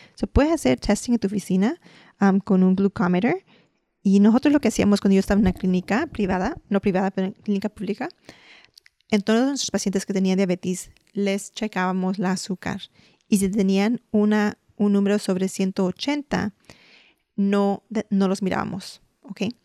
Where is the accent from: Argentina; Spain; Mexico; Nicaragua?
Mexico; Puede decir como los mexicanos, nosotros comemos huevos este, rancheros